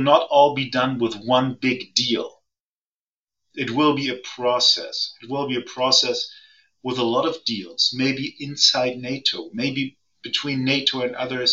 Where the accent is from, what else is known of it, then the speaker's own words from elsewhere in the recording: Germany; also born or lived in Hamburg; I'm from Germany